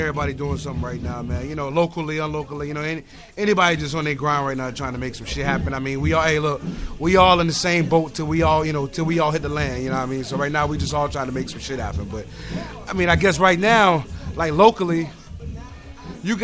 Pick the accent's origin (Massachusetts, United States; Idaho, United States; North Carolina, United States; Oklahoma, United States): North Carolina, United States; I am North Carolina born and bred